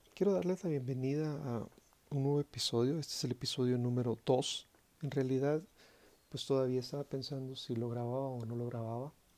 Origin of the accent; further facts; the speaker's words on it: Guatemala; mi país, Guatemala